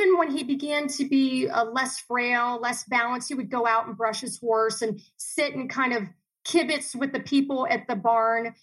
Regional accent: Dayton, Ohio, United States; also born or lived in Miami, Florida / Chicago / Columbus / Cleveland; now in Arizona, United States; we grew up in Dayton, Ohio, and then we grew up in Miami, Florida

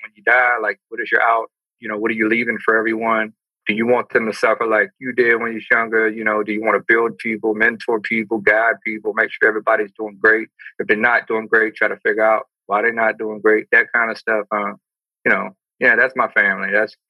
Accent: Amite, Louisiana, United States; Grew up in a country town called Amy. Moved a lot when I was younger, so Ponchatoula, Hammond, Amy.

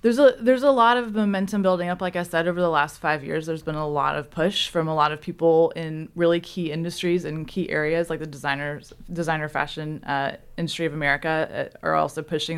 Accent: Memphis, Tennessee, United States; moved away as an adult; now in Chattanooga, United States; I'm originally from Memphis

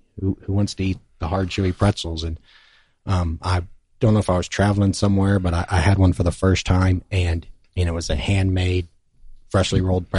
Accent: Central Texas, United States; now in Pensacola, United States; I grew up in Central Texas

